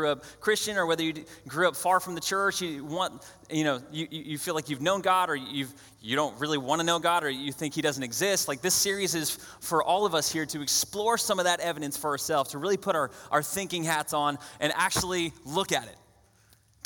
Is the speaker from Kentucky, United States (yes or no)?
no; New Hampshire, United States; I grew up in New Hampshire